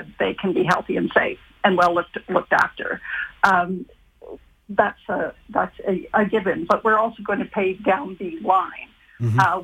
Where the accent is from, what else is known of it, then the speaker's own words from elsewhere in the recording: Ontario, Canada; I'm from Ontario